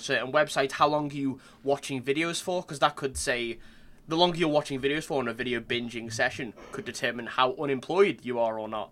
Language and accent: English; Long Island, New York, United States; I'm an artist from Long Island